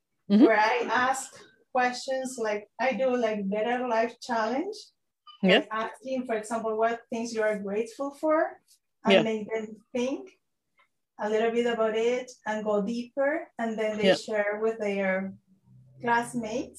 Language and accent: English; Peru; now in Japan; I am from Peru.